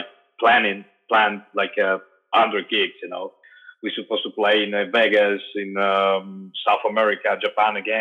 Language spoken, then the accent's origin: English; Italy; also born or lived in Turin; I'm from Italy